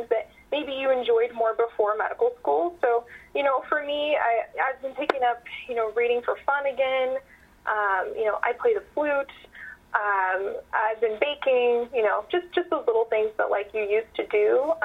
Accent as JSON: {"language": "English", "area": "Calaveras County", "region": "Northern California", "country": "United States", "said": "I am from Calaveras County"}